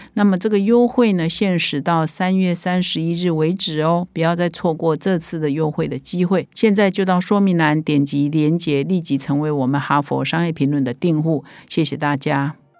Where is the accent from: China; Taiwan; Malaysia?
Taiwan